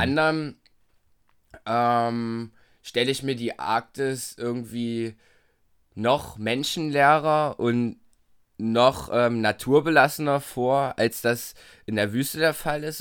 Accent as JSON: {"language": "German", "town": "Torgau", "region": "Saxony", "country": "Germany", "tie": "born or raised there", "also_born_or_lived": "Bitburg"}